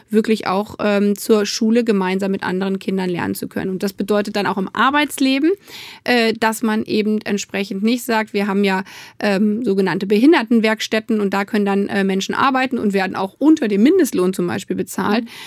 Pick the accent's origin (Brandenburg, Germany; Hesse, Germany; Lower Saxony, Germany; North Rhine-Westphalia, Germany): Lower Saxony, Germany; Hanover; born there; Hallo nach Hannover, ist ja meine Geburtsstadt.